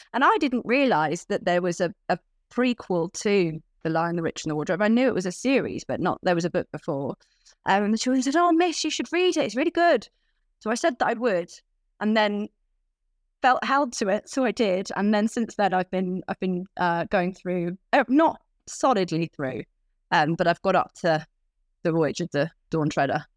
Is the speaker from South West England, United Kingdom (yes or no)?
yes; Cornwall, South West England, United Kingdom; moved away as an adult; now in London, United Kingdom; I grew up in Cornwall